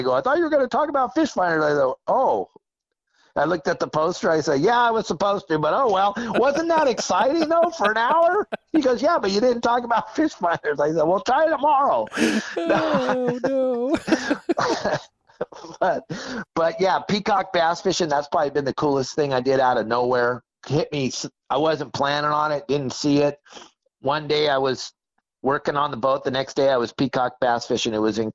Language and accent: English; San Clemente, California, United States; moved away; I grew up in San Clemente